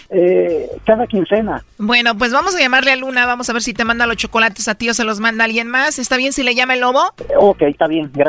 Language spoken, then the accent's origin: Spanish; El Salvador; now in California, United States; Yo soy de El Salvador. Yo vivo en Huasco, California.